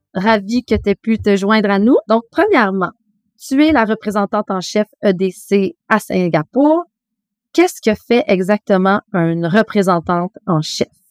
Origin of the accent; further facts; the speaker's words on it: Canada; also born or lived in Montreal, Canada / Asia; on est canadien